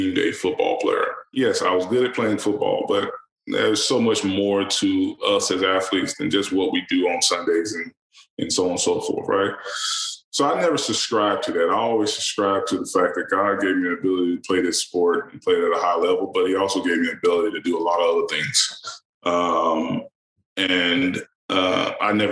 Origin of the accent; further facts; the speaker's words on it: Alabama, United States; moved away; me growing up in Kelsen, Alabama